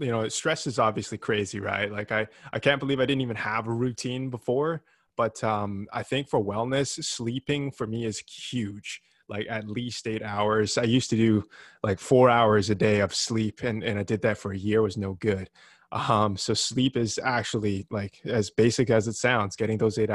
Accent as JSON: {"language": "English", "town": "Vancouver", "region": "British Columbia", "country": "Canada", "said": "I'm from Vancouver in Canada."}